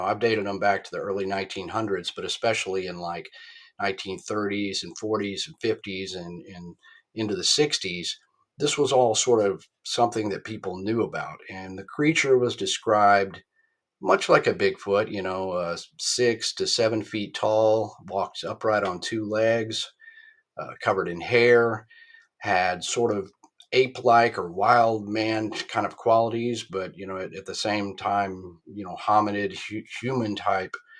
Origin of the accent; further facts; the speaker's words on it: Fort Worth, Texas, United States; I was born in Fort Worth, Texas, and I still live in Texas.